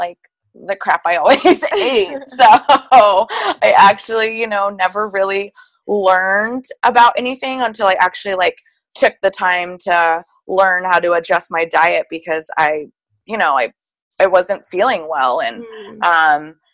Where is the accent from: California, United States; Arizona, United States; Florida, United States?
Arizona, United States; Tempe; I am from Tempe, Arizona